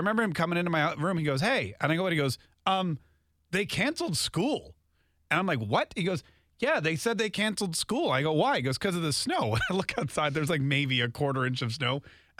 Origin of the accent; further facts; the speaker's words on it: North Carolina, United States; also born or lived in Canada; I grew up in North Carolina, but I'm from Canada.